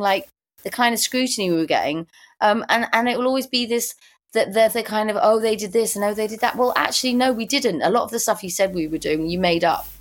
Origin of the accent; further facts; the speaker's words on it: London, United Kingdom; I was born in Primrose Hill. I lived there in the 60s.